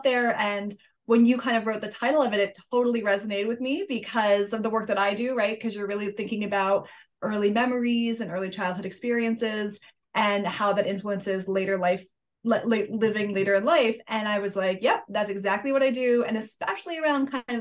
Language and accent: English; Litchfield, Connecticut, United States; So I grew up in Connecticut, in the Northwest Hills of Connecticut, a little town called Litchfield.